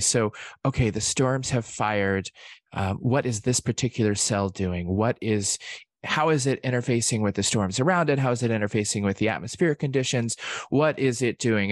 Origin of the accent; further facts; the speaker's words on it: Oklahoma, United States; I'm from Oklahoma